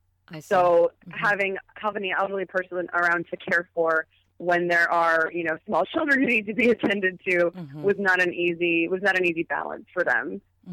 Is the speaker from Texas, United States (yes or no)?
no; California, United States; Yeah, you know, I'm originally from Southern California.